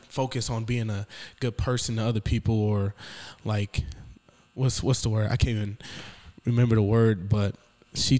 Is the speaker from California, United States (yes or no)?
no; Detroit, Michigan, United States; I grew up in Detroit, Michigan